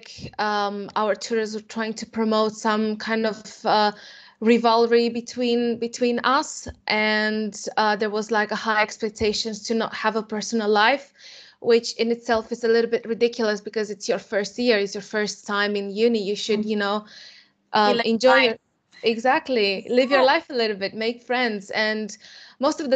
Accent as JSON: {"language": "English", "country": "Romania", "moved": "as an adult", "lives_now": "England", "said": "I am from Romania, and I came to England to study undergraduate program in architecture at the Bartlett School of Architecture, UCL, in 2015"}